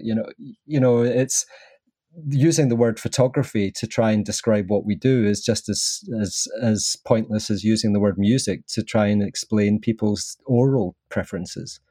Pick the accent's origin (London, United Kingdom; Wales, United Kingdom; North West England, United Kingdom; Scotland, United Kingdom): Scotland, United Kingdom; Southern Highlands of; accent: Scottish; I was brought up in the sort of Southern Highlands of Scotland